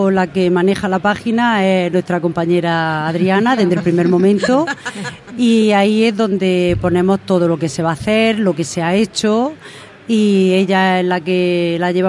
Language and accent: Spanish; Torre Pacheco, Region of Murcia, Spain; now in Roldán, Spain; Sí, bueno, mm, soy de Torre Pacheco y vivo